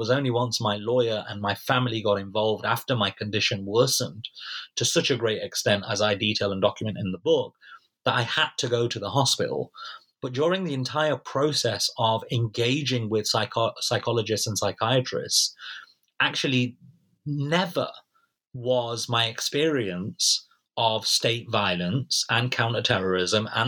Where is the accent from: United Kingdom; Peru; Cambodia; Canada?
United Kingdom; in the NHS, which of course as British citizens, we're all entitled to free of charge.